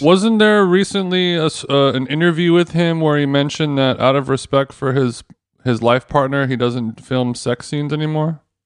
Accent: United States; I am an American cunt who was in London

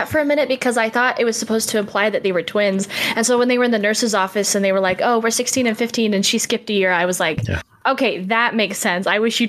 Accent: Amarillo, Texas, United States; I'm actually not from Sweden. I'm right, so sorry to disappoint you. I'm just from Amarillo.

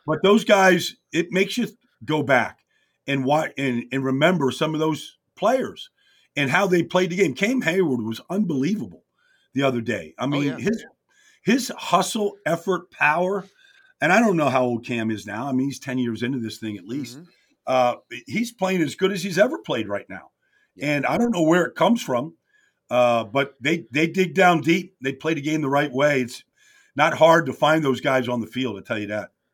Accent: Pittsburgh, Pennsylvania, United States; And I'm from Pittsburgh. My mom and dad are from Pittsburgh.

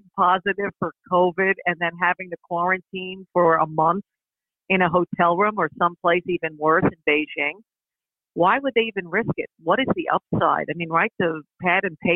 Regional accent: Long Island, New York, United States; also born or lived in Manhattan, New York; I was actually born in Manhattan, but my parents moved us all to Long Island when I was 8 years old. 7 or 8 years old

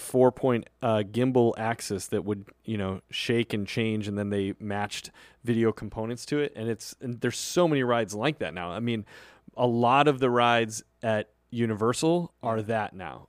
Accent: Illinois, United States; I am from Illinois

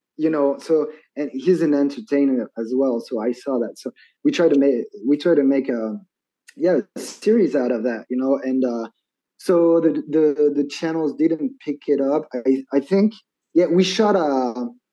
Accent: Metz, Grand Est, France; English is a second language; now in Annecy, France; I'm from France, right? And you actually you actually came to my hometown

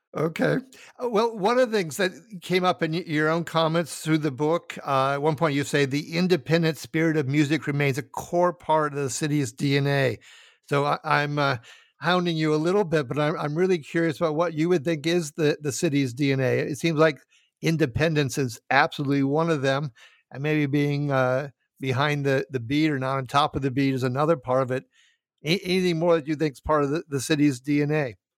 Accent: Minneapolis–Saint Paul, Minnesota, United States; I'm from Twin Cities

